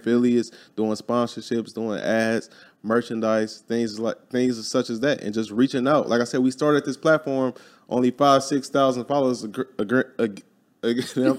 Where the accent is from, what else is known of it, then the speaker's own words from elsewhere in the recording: Chicago, Illinois, United States; moved away as an adult; I was born and raised in Chicago, Illinois, grew up there